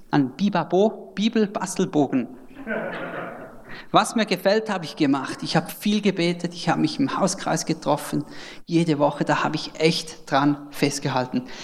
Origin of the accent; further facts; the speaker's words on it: Switzerland; accent: Swiss; genau, ich bin Schweizer, vielleicht hört man es dann am Akzent.